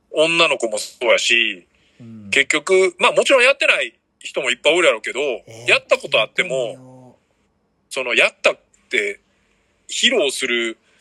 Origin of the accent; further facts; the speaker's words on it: Osaka, Japan; 大阪からで